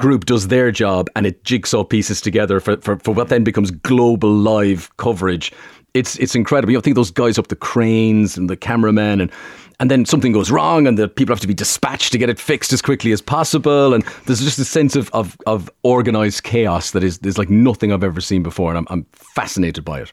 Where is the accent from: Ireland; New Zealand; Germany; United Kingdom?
Ireland; Limerick, Munster; a strong Limerick accent where I'm from.